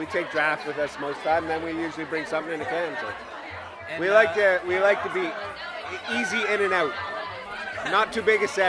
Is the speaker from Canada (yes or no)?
yes; Nanaimo, British Columbia, Canada; We're from Nanaimo. We've been coming to this festival for 15 years, one of the originals.